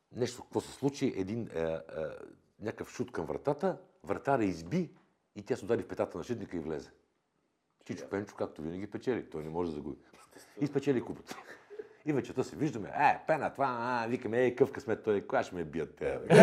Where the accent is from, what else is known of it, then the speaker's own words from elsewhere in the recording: Bulgaria; аз съм българин, обичам България